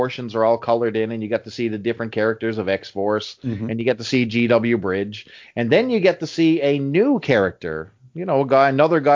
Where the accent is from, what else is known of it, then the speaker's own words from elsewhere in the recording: Canada; us Canadians